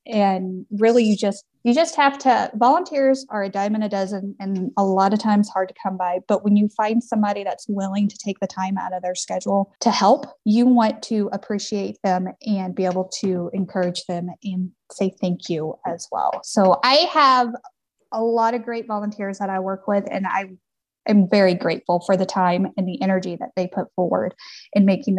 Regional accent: Missouri, United States; moved away as an adult; now in Mills County, Iowa, United States; I am not originally from Iowa. I am from Missouri. I'm from a family farm.

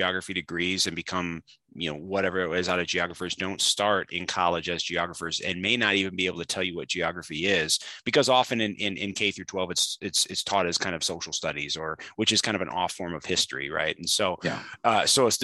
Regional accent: Roanoke, Illinois, United States; I'm originally from Roanoke, Illinois, which is kind of north central, not too far from Peoria. And I spent my whole childhood there.

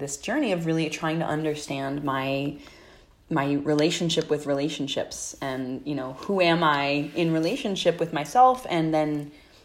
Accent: New Jersey, United States; now in Oakland, United States; I'm originally from New Jersey, but I'm calling from Oakland, California

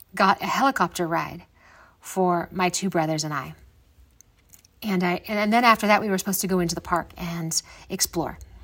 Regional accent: Midwest, United States; moved away as an adult; also born or lived in Grand Canyon, Arizona; growing up in the Midwest and not doing a whole lot of traveling

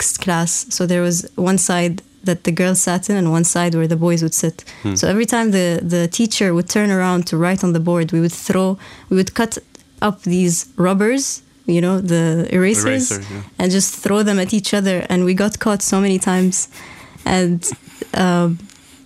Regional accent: Oman; also born or lived in Nizwa, Oman / Muscat, Oman; growing up in Oman and going to government school also. I lived in Nizwa from grade 7 to grade 12

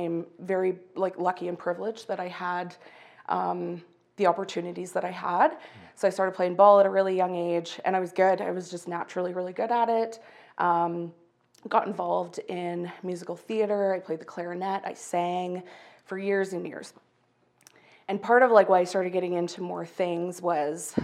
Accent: Calgary, Alberta, Canada; I was born and raised in Calgary

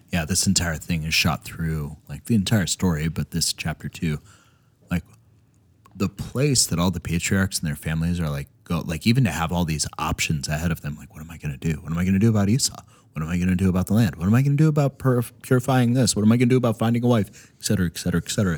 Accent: Minnesota, United States; When I landed in Minnesota, like, it was like, "Oh, I'm home."

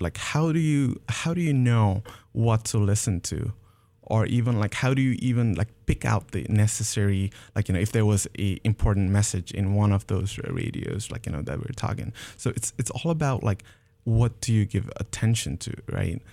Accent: Nepal; moved away; back in Nepal, I'm originally from Nepal.

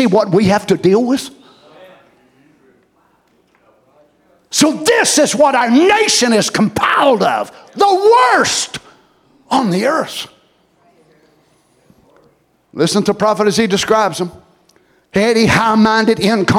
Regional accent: United States; as American people

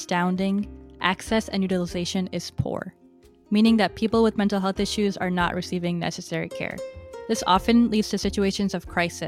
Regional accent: Virginia, United States; my home state of Virginia

